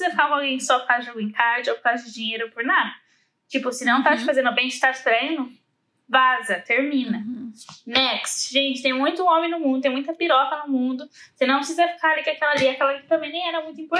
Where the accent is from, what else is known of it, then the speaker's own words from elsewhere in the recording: Brazil; E outra, eu sou brasileira, né, Mori?